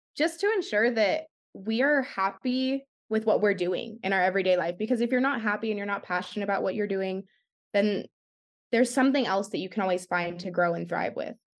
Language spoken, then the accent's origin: English; Arizona, United States; also born or lived in San Jose, California; I live in Arizona. I was originally born and raised in San Jose, California, And I moved here when I was about ten years old, and I call Arizona my home